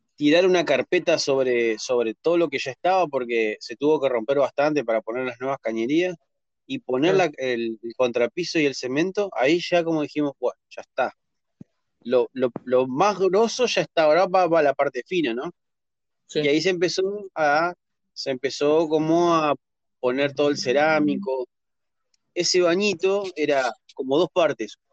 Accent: Entre Ríos, Argentina; de Argentina soy

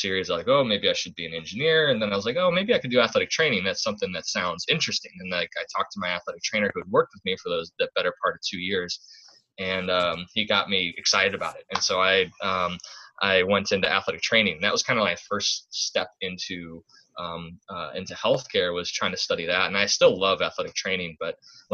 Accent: Midwest, United States; moved away; I'm from the Midwest

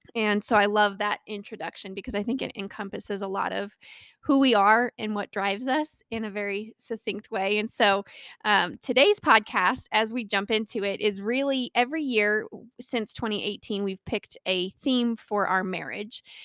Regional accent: Colorado, United States; I was born and raised in Colorado and live here with my wonderful husband of six years

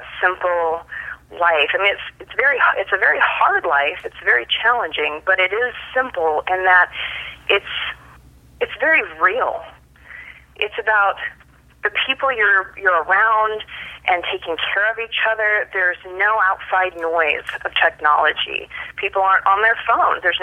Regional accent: Tanana, Alaska, United States; moved away; I grew up that way in Tanana, Alaska

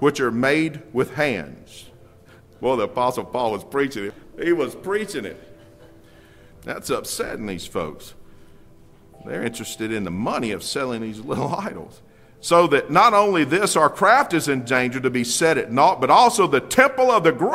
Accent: Union Church, United States; I grew up in Union Church

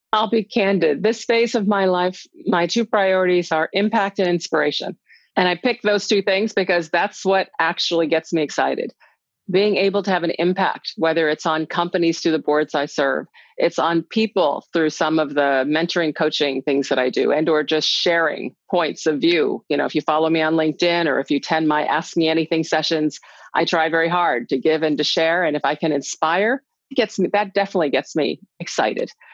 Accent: United States; as a little black girl growing up in America in the 60s

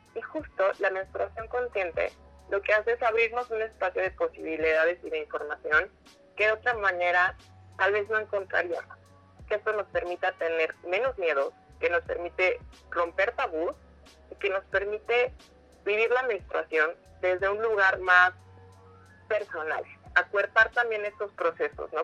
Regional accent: Oaxaca, Mexico; now in Mexico City, Mexico; yo soy de Oaxaca

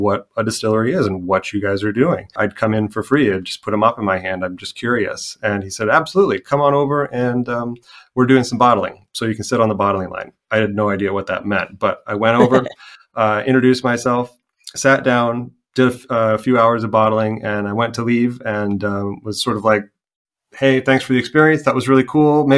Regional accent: Goshen, Indiana, United States; moved away as an adult; also born or lived in Santa Ana, California; now in Ballina, Ireland; my hometown of Goshen, Indiana

